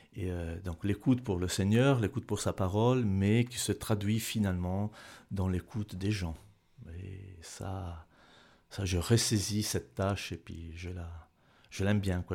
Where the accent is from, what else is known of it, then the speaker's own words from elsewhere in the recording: Bergamo, Lombardy, Italy; French is a second language; moved away as an adult; also born or lived in Neuchâtel, Switzerland; now in Switzerland; en Italie, je viens de Bergame